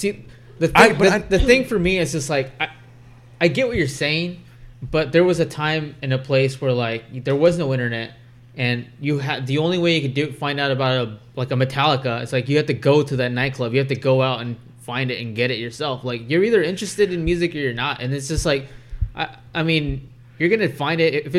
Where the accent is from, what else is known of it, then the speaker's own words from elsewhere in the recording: Bakersfield, California, United States; grew up in Bakersfield. Bakersfield just had Crab.